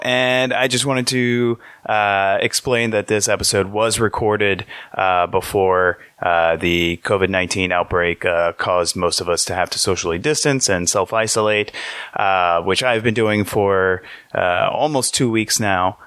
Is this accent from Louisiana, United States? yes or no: yes; Metairie, Louisiana, United States; I'm from the suburbs. I'm from Metairie